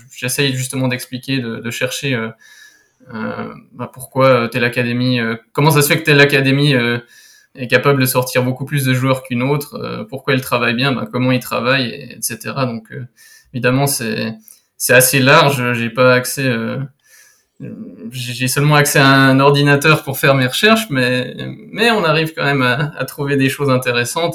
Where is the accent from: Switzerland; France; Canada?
Switzerland; je suis suisse